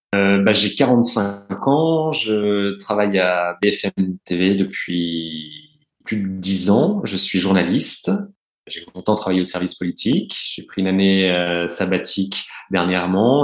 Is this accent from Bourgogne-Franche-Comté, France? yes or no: yes; Burgundy, Bourgogne-Franche-Comté, France; moved away; je suis né, j'ai grandi en Bourgogne